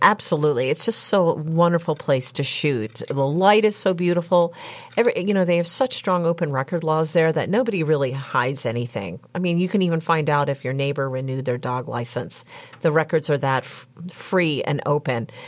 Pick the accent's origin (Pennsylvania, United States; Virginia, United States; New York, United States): Pennsylvania, United States; Murrysville; also born or lived in Florida / Washington, D.C.; I grew up in Murraysville in Westmoreland County